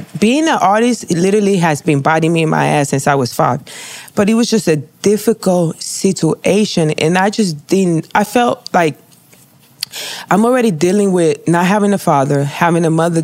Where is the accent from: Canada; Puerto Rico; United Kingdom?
Puerto Rico; moved away; also born or lived in Fort Lauderdale; growing up in Puerto Rico